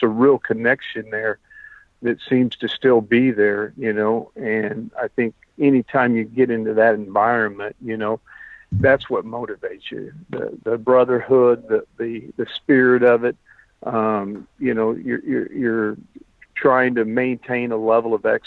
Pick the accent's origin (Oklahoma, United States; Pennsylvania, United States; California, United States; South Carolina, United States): Oklahoma, United States; Del City; now in Stillwater, United States; I grew up in Del City, Oklahoma, you know, with, cement ponds